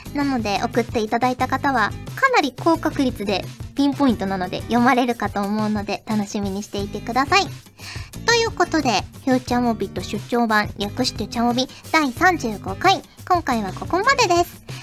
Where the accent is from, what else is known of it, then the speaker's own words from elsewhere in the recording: Kyushu, Japan; 私、九州出身なので